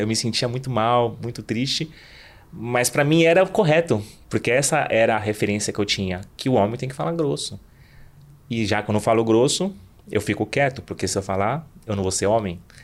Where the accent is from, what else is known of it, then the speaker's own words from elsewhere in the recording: Southeast Brazil, Brazil; nós brasileiros que nascemos no Sudeste